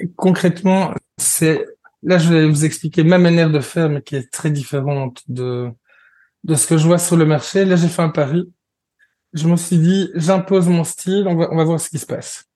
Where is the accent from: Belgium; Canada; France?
Belgium; je suis belge